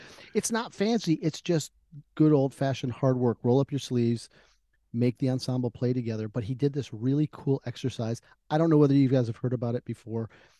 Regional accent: Albuquerque, New Mexico, United States; now in Huntsville, United States; I was born there. We spent about 10 minutes there before my father was transferred out to Albuquerque.

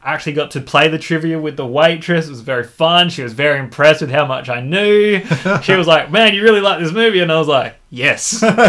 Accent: Australia; accent: Australian; We're Australian.

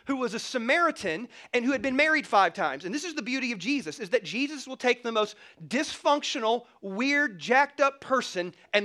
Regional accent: South Carolina, United States; growing up in the South, in South Carolina, there's more Baptists than Christians

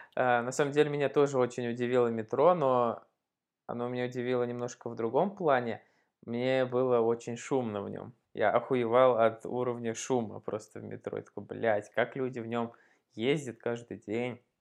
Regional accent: Leninogorsk, Tatarstan, Russia; now in Moscow, Russia; Я родился в маленьком городе в Татарстане. Называется этот город Лениногорск

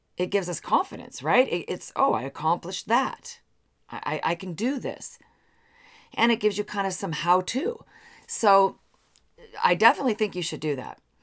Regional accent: Seattle, Washington, United States; I grew up in the Seattle area

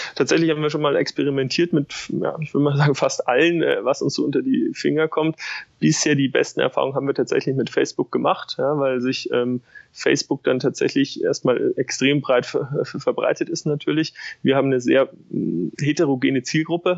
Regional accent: Munich, Bavaria, Germany; Ich komme aus München, äh, habe dort äh, studiert

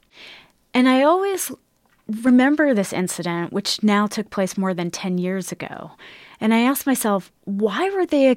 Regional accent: United States; as an American

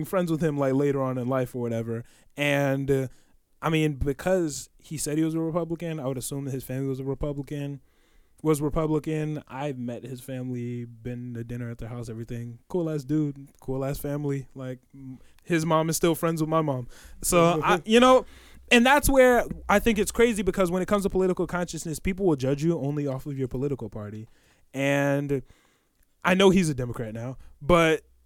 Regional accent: Oak Park, Illinois, United States; we come from Oak Park, obviously a very liberal town

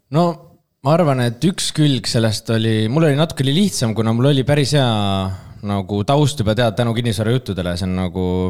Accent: Pärnu, Pärnu County, Estonia; moved away as an adult; now in Tallinn, Estonia; ma olen Pärnust pärit

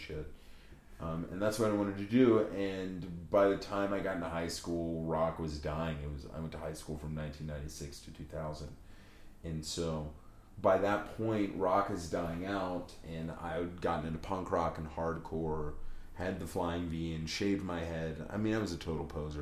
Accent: southwest Virginia, United States; moved away as an adult; also born or lived in Mississippi / New Orleans / Colorado; I grew up in the southwest part of the state, right where Tennessee and North Carolina come together

